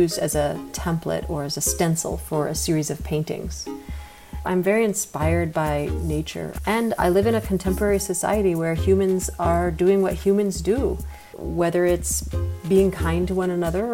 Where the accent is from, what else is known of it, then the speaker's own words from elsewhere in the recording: rural New Hampshire, United States; moved away as an adult; also born or lived in Boston, Massachusetts / New York City; now in Atlanta, United States; My family was from New York City, but I grew up in rural New Hampshire